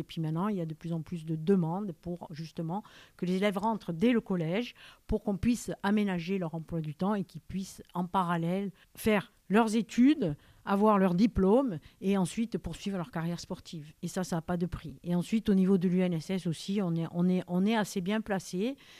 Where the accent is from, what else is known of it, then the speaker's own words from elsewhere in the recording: Corsica, France; now in Ajaccio, France; Je suis corse, bien sûr. J'ai fait un peu mes classes sur le continent parce qu'il n'y avait pas de poste chez nous.